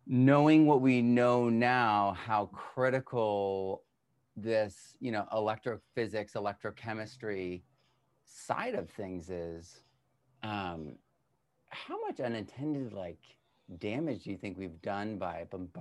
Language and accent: English; Ireland; I'm Irish